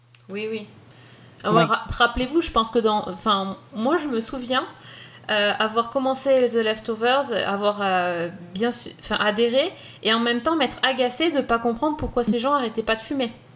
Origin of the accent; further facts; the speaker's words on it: France; chez nous en France